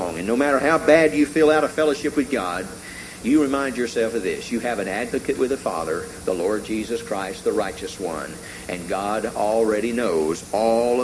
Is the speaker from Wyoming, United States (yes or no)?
no; Tennessee, United States; When I was growing up in Tennessee, I had an uncle who had a coon dog